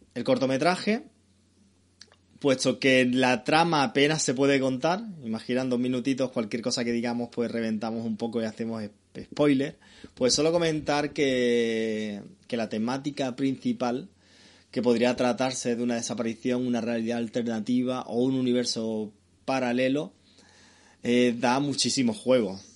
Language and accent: Spanish; Málaga, Andalusia, Spain; los que somos de Mala